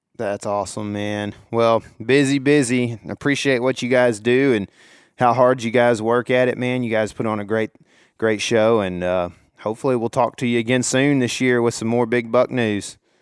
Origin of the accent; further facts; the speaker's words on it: Texas, United States; I'm from Texas